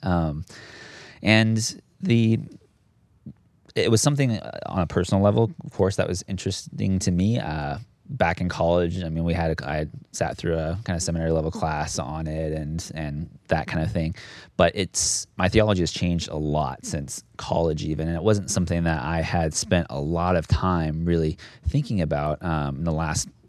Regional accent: United States; moved away as an adult; also born or lived in Phoenix, Arizona / Southern California / Dayton, Tennessee; I grew up on the West Coast, actually, Phoenix, Arizona, Southern California.

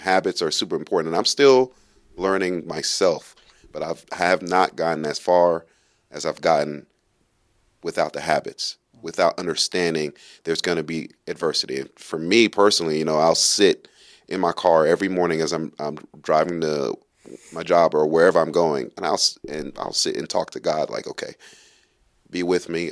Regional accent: New York City, New York, United States; moved away; also born or lived in Kentucky; I grew up in Brooklyn, New York. It's pretty rough. Um, I also grew up in some other places in Kentucky

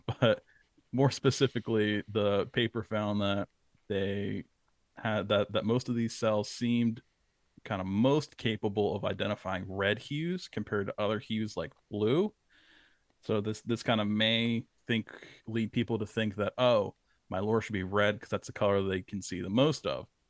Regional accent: New Jersey, United States; that was the main fish that I targeted growing up in South Jersey.

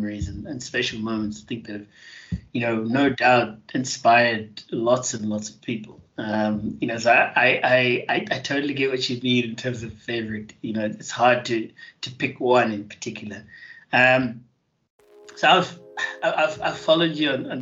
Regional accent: Johannesburg, Gauteng, South Africa; moved away as an adult; I grew up in Joburg and then left, went to go to the sea to study

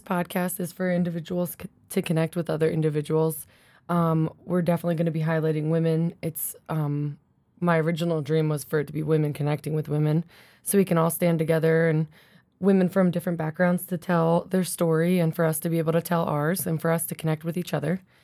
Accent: Philly area, New Jersey, United States; now in Colorado, United States; I grew up in South Jersey, Philly area.

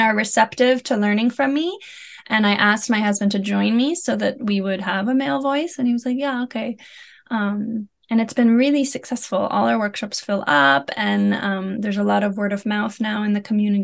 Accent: United States; moved away as an adult; now in Netherlands; I'm an American living in the Netherlands. We've been here for 4.5 years

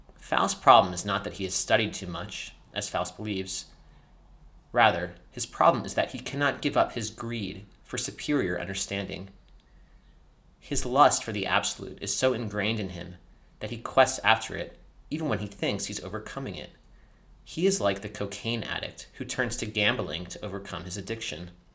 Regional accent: United States; also born or lived in France; Growing up in America

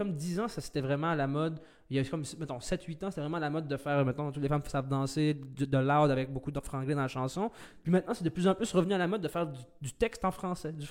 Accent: Quebec, Canada; que tous les Québécois se puissent se dire, moi, je suis Québécois, puis être, Québécois, moi, de ma façon, c'est ça.

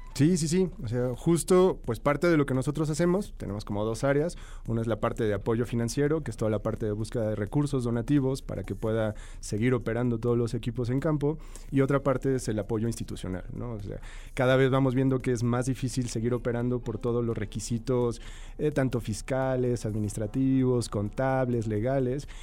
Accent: Mexico; como, sociedad mexicana

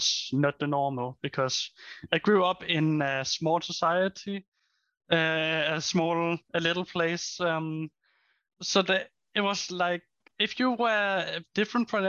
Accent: Denmark; I'm from Denmark

